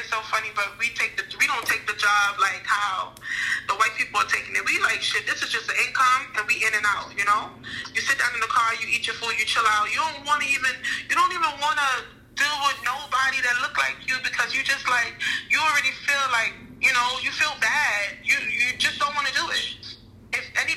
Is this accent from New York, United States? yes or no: yes; New York City, New York, United States; also born or lived in Crown Heights, Brooklyn; I was in Brooklyn, yeah, but I was from Bed-Stuy